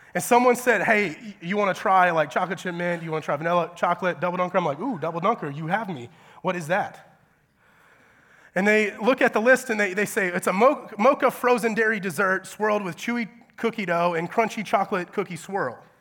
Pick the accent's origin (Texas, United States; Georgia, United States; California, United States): Georgia, United States; moved away as an adult; I'm from Georgia